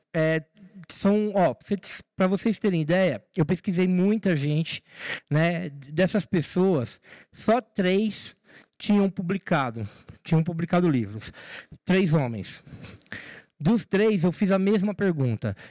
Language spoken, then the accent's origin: Portuguese; São Paulo, Brazil; na favela de Heliópolis, que foi onde eu nasci, onde eu fui criado e eu moro lá até hoje